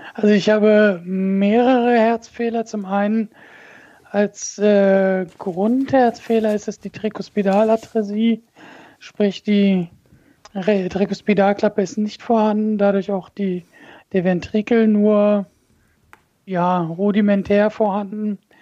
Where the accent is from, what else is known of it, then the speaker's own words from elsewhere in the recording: Braunschweig, Lower Saxony, Germany; moved away as an adult; now in Wolfenbüttel, Germany; bin gebürtiger Braunschweiger